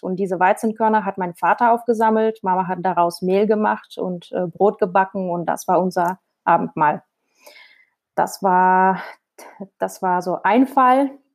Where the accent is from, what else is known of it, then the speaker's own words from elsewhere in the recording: Krasnodar Krai, Russia; German is a second language; moved away as an adult; now in Essen, Germany; Ich komme aus dem Süden Russlands, aus Krasnodar-Region, liegt in der Nähe vom Schma Schwarzen Meer